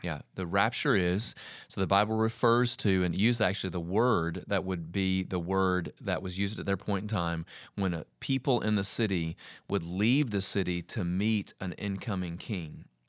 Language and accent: English; United States; as American Christians